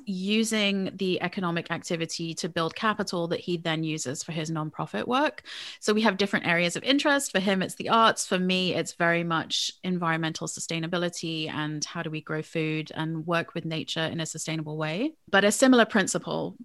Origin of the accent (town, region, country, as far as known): England, United Kingdom; born or raised there; moved away as an adult; now in United States